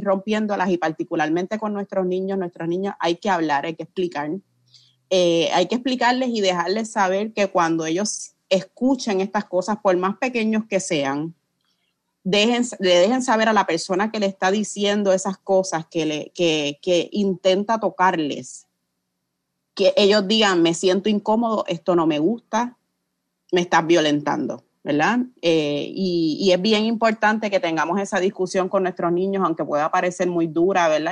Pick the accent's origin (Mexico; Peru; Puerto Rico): Puerto Rico; como puertorriqueñas hemos sido sometidas a, operaciones, a la esterilización forzosa